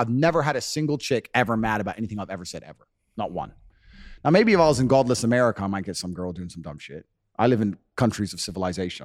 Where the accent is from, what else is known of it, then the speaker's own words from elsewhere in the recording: Luton, East of England, United Kingdom; moved away; When I was growing up in Luton in England